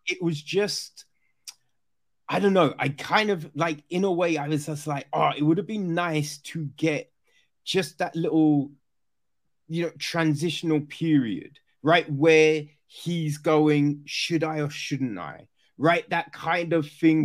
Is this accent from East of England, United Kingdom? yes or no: no; Orpington, London, United Kingdom; so I grew up in Kent, right? Grew up in Orpington